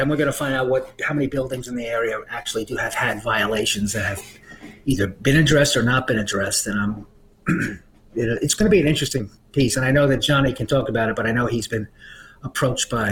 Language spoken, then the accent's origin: English; New York, United States; moved away as an adult; now in Manchester; when I was growing up in New York